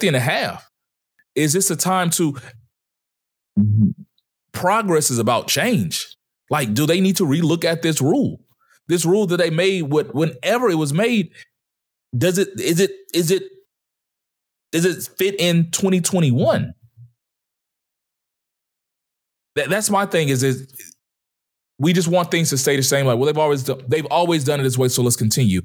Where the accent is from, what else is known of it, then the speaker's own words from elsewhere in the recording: United States; I'm American